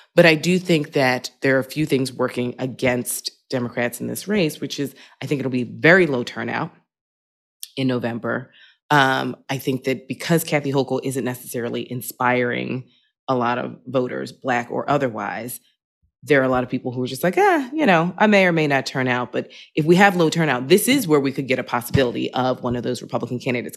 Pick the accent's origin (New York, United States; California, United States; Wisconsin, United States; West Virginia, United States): New York, United States; New York City; moved away as an adult; also born or lived in Manhattan, New York City; now in Brooklyn, New York City, United States; I lived in Manhattan for twenty years, and, and now I'm, I'm in Brooklyn, but I was born in Queens